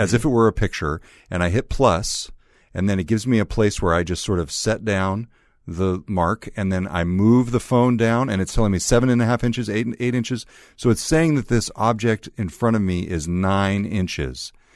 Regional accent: California, United States; accent: California; my original California accent

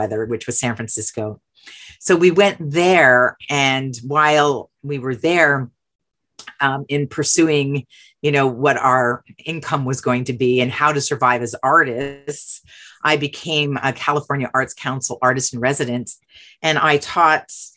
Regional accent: Canada; moved away as an adult; also born or lived in Montreal, Canada; my being Canadian

